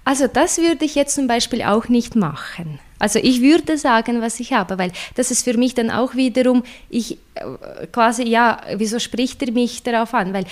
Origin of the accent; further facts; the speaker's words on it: Russia; So oder weißt du, oder ich komme aus Russland und äh, das ist die Situation mit der Barrierefreiheit, mit Zugänglichkeit und allem ist eine ganz andere.